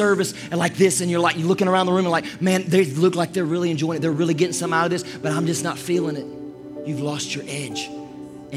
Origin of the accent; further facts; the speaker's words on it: Toccoa, Georgia, United States; when I was growing up in Toccoa, Georgia. Actually, it was East Denali, Georgia